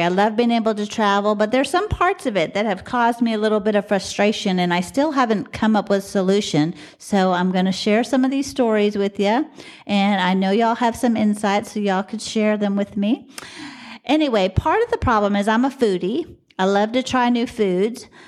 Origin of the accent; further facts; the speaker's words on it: Dallas, Texas, United States; I'm from Dallas